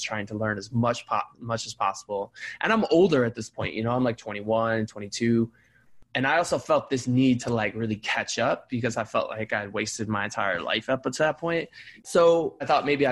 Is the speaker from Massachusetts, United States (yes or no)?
no; Cleveland, Ohio, United States; I grew up in Cleveland, Ohio. Shout out Cleveland Heights